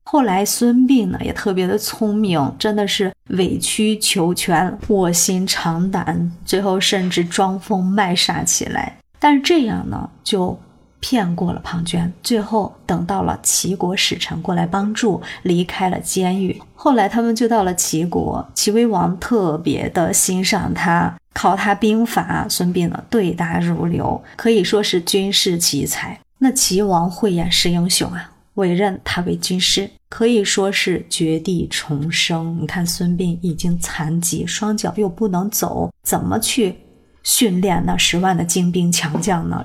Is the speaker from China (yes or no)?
yes; China; 我们中国人的奢侈品